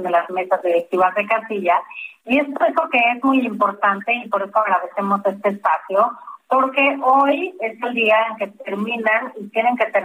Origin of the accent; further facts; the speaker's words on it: Mexico; tenemos, creo, como, como mexicanos y mexicanas, muy las reglas conforme las cuales tenemos que ir a ejercer nuestro voto